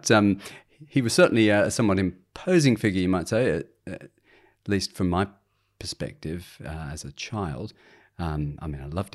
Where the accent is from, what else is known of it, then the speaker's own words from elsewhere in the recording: Sydney, New South Wales, Australia; also born or lived in England / Hobart / Adelaide; I've certainly lived in Sydney most of my life. I did have a spell also in Hobart and another one in Adelaide. But yeah, born in England, spent the first few years of my life in England. But then about age four on, have been an Aussie.